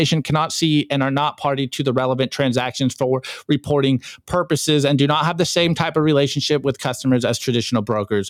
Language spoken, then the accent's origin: English; United States; as an American